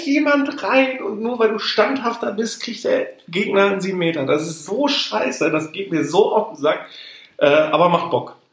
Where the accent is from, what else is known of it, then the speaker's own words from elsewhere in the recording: Ruhr area, North Rhine-Westphalia, Germany; Wir kommen aus dem Ruhrgebiet.